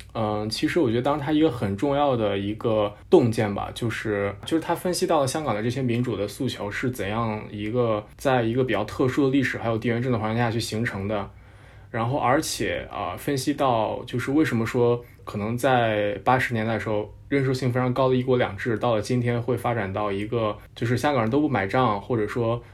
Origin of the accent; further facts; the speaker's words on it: Nanyang, Henan, China; moved away; 我老家是河南南阳，然后我那边有一个县叫镇平